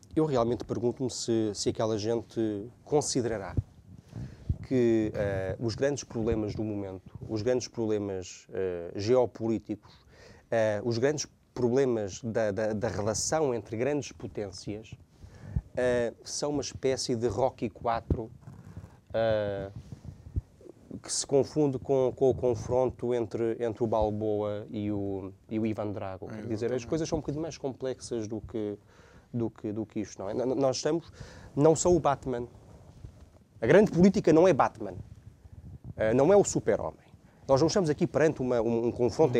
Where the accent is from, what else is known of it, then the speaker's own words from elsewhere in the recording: Portugal; nós que somos portugueses